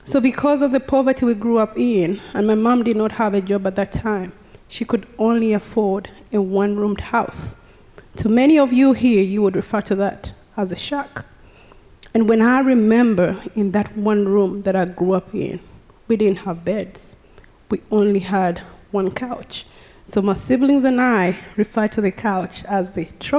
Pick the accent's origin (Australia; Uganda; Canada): Uganda; now in Texas, United States; I was born and raised in Uganda